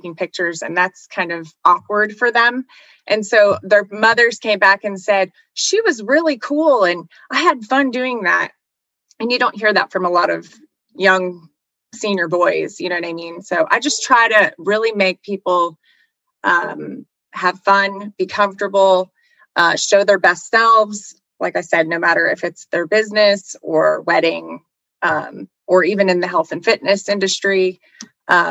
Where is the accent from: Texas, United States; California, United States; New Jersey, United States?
New Jersey, United States; growing up in New Jersey